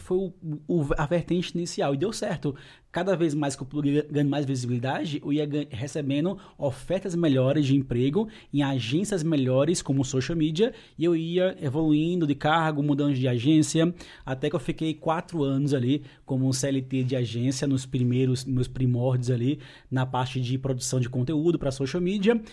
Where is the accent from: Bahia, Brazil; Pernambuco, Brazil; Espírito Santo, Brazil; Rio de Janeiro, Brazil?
Pernambuco, Brazil; moved away; sou pernambucano